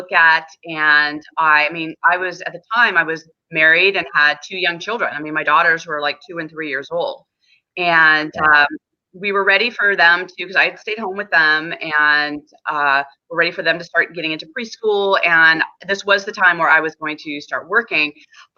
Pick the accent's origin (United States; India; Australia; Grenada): United States; San Diego, California; I was born and raised in San Diego, California